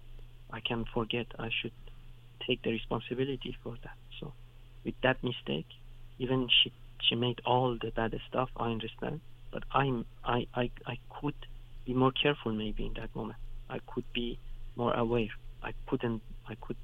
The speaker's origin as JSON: {"language": "English", "country": "Iran", "tie": "born or raised there", "second_language": "English", "moved": "yes", "lives_now": "Western Europe", "said": "when you're growing up in Iran, sometimes you go to villages"}